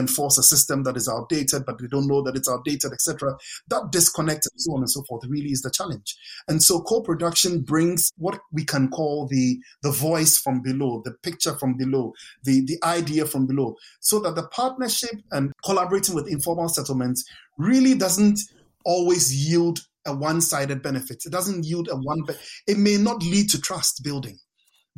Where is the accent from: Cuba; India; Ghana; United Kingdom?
Ghana; Accra, Greater Accra; moved away as an adult; I grew up in Ghana, lived in Ghana, first 22 years of my life, lived in suburban parts of Accra.